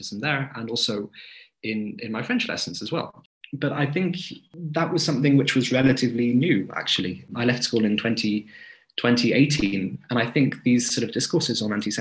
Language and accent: English; South East Wales, United Kingdom; I'm from South East Wales.